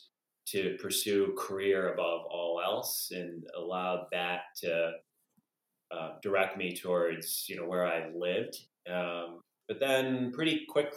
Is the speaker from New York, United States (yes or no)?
yes; Buffalo, New York, United States; moved away as an adult; also born or lived in Denver, Colorado; now in Colorado, United States; I'm a Buffalonian, Western New Yorker, but left Buffalo in my early 20s.